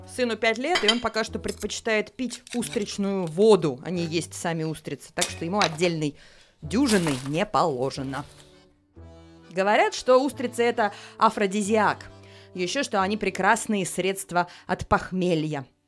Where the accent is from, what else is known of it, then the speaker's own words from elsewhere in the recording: Saint Petersburg, Russia; now in Paris, France; родилась в Петербурге, живу в Париже